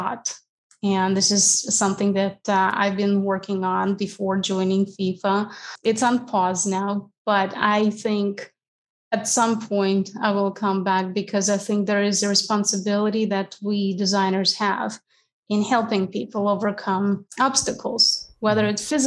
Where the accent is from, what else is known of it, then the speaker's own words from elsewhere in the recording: Ukraine; moved away as an adult; I'm originally from Ukraine, where I spent 27 years of my life.